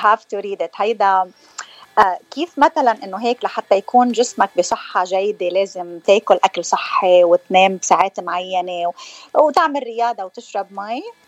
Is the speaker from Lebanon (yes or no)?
yes; Hammana, Mount Lebanon, Lebanon; now in California, United States; من تخناي من لبنان اكشلي انا من حمانه